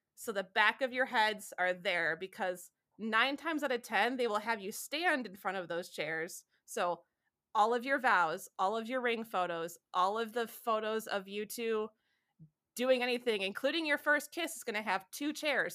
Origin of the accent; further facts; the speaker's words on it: Southeast Michigan, United States; now in Cleveland, United States; where I grew up in Southeast Michigan.